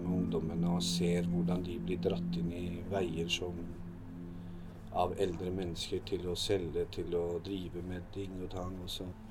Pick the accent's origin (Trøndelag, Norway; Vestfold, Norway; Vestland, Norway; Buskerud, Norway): Buskerud, Norway; Hallingdal; moved away as an adult; also born or lived in Drammen; jeg vokste opp i Hallingdal.